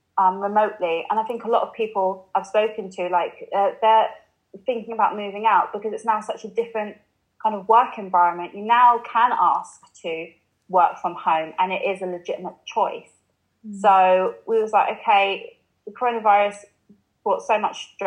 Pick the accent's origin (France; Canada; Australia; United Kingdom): United Kingdom; London; moved away as an adult; now in Liverpool, United Kingdom; I grew up in London, and I did really like, I love growing up in London